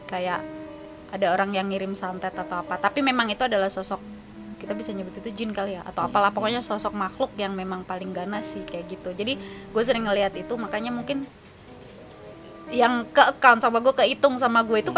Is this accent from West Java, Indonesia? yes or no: no; East Java, Indonesia; apalagi gue tinggal gue dari Jawa Timur